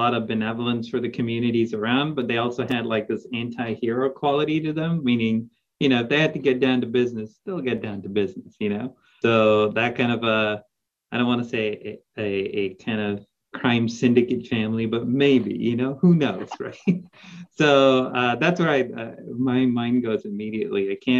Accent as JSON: {"language": "English", "region": "South India", "country": "India", "tie": "born or raised there", "moved": "yes", "lives_now": "McAllen, United States", "said": "the movies that I grew up in South India."}